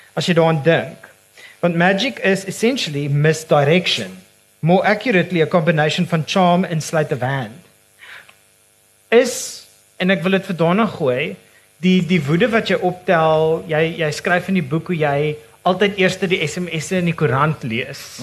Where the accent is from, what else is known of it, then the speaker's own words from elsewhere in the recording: Johannesburg, Gauteng, South Africa; moved away; ek as 'n transplante Joburger